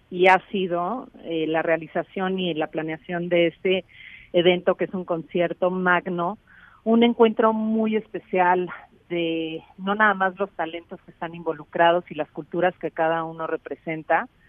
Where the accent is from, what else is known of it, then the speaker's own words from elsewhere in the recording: Mexico City, Mexico; yo nací en la Ciudad de México, crecí en la Ciudad de México